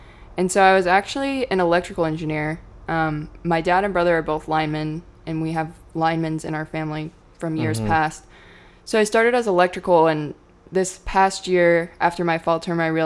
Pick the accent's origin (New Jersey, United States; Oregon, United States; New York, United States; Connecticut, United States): Oregon, United States; Hood River; My whole life, born and raised. I'm from Upper Valley, so Parkdale area.